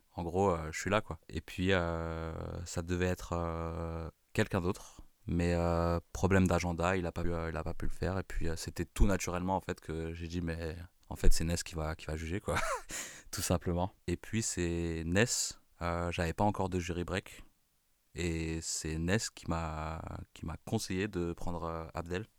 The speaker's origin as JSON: {"language": "French", "town": "Bondy", "region": "Île-de-France", "country": "France", "said": "je suis de Bondy"}